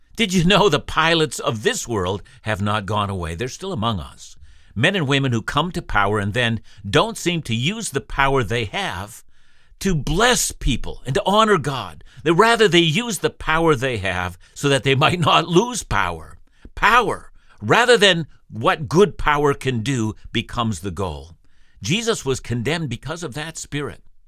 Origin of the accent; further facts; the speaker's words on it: Canada; when I was a boy growing up in the Canadian school system